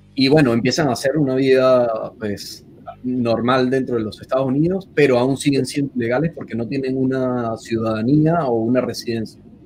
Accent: Venezuela; moved away as an adult; also born or lived in Buenos Aires, Argentina; now in Washington, United States; emigrar de salir de Venezuela fue un, un, paso bastante fuerte porque es como que sales y ya con la, con la idea de que no puedes volver. Y luego volver a repetirlo en Buenos Aires

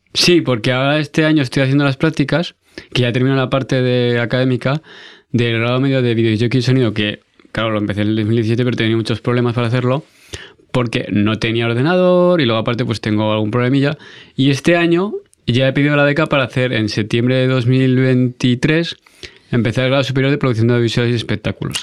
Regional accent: Aragon, Spain; also born or lived in France; como buen aragonés cabezudico

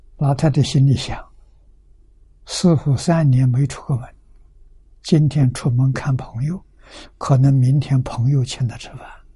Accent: China; 我们中国人

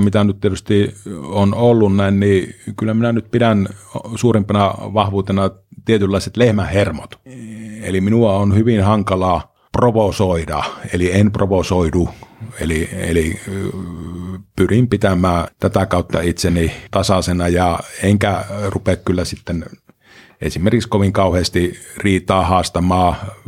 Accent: Pieksämäki, South Savo, Finland; No olen ihan syntyperäinen pieksämäkeläinen. Vuonna 1966 on Pieksämää sairaalassa silloin synnytty.

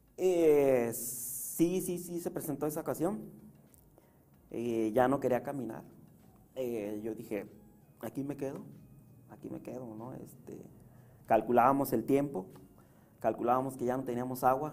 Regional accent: Puebla, Mexico; also born or lived in San Salvador Huixcolotla; now in Tijuana, Mexico; soy de Puebla

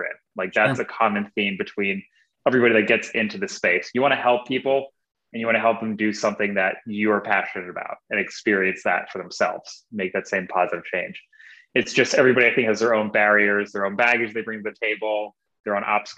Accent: Northern New Jersey, United States; moved away as an adult; now in Portland, United States; I was born and raised in Northern New Jersey, 5 minutes from Manhattan, New York

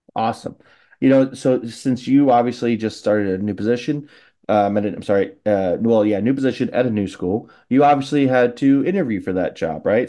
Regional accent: Illinois, United States; an Illinois guy like myself

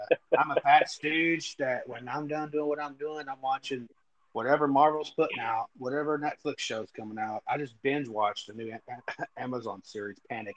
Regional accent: West Texas, United States; moved away; That's my hometown. That's my home area.

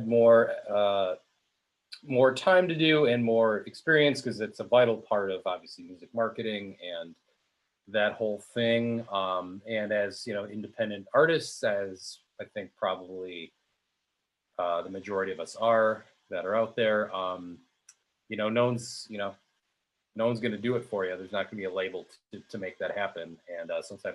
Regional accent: Pewaukee, Wisconsin, United States; also born or lived in Milwaukee, Wisconsin; I'm from Wisconsin, Southeast Wisconsin. I grew up in the city of Pewaukee, as opposed to the village of Pewaukee.

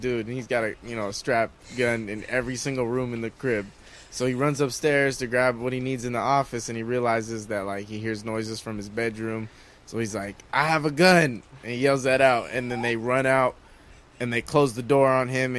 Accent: San Gabriel, California, United States; I'm from San Gabriel, man, that Pasadena area, that San Gabriel Valley. Grew up there, born and raised, Southern California

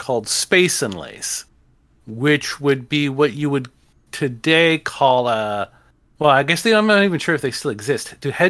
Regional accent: Haleiwa, Hawaii, United States; Okay, I grew up on the North Shore of Hawaii, and which was a real a town called Haleiwa.

